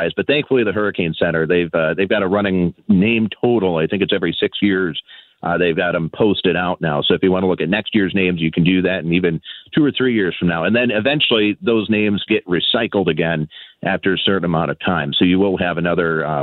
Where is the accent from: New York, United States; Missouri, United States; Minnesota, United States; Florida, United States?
Minnesota, United States; I'm born and raised in Minnesota